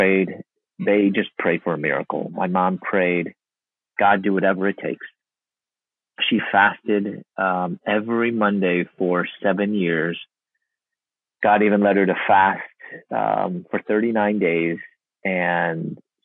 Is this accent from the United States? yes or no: yes; Chicago, Illinois, United States; moved away as an adult; also born or lived in Louisville, Kentucky; My parents and I were from Chicago. I was born in Chicago